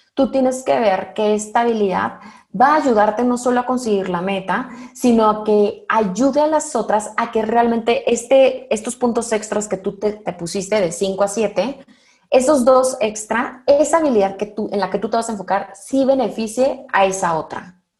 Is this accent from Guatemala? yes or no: no; Mexico; hablo al menos por el mexicano